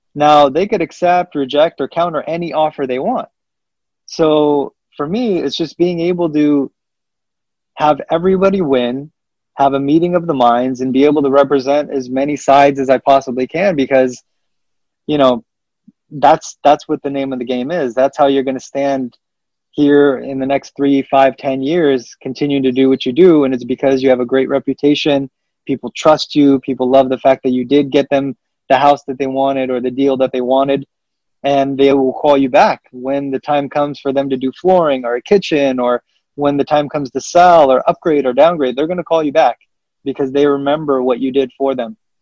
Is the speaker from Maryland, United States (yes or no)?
no; California, United States; also born or lived in Kabul, Afghanistan / Pakistan; I came here when I was you know, roughly, you know, two and a half, nearly three years old